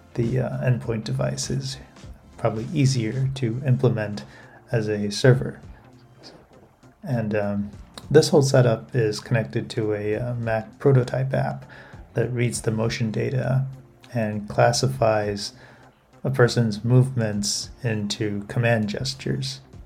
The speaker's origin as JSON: {"language": "English", "town": "Taipei", "country": "Taiwan", "tie": "born or raised there", "moved": "yes", "lives_now": "Fukuoka, Japan", "said": "I was in Taipei, my hometown, and working remotely from home at the time"}